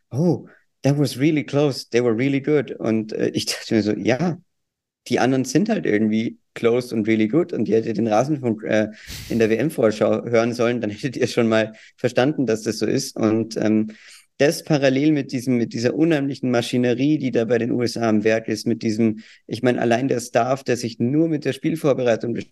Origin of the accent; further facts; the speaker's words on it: Austria; Ich habe keine Worte mehr für Deutschland. Äh, bin ja auch Österreicher.